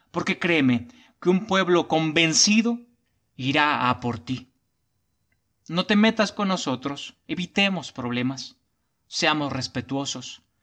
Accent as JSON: {"language": "Spanish", "country": "Mexico", "said": "Soy mexicano y hoy más que nunca estoy orgullo"}